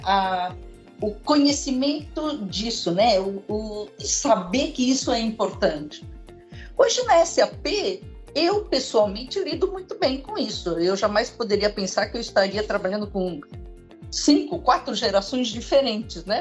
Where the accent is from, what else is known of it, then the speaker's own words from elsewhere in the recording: Brazil; sou brasileira com cara de chinesa, porque sou filha de chineses